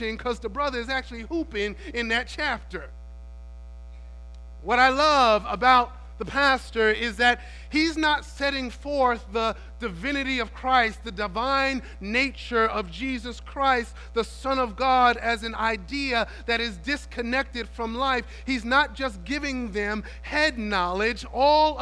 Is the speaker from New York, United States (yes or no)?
yes; New York City, New York, United States; When I was young, growing up in New York City